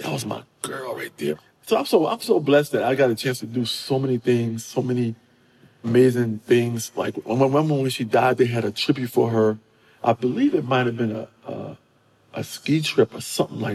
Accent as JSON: {"language": "English", "town": "New York City", "region": "New York", "country": "United States", "moved": "as an adult", "lives_now": "Los Angeles, United States", "said": "I'm a New Yorker, but, you know, I had just moved out here"}